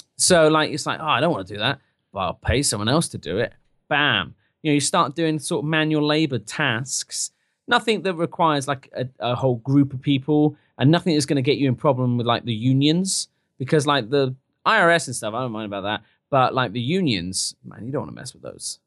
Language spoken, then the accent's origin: English; United Kingdom